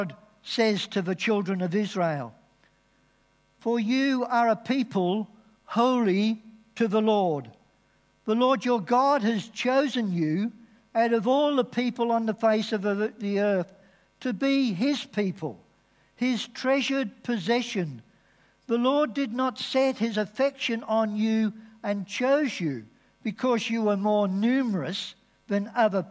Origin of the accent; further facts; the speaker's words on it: England, United Kingdom; now in Australia; being English is part of my identity.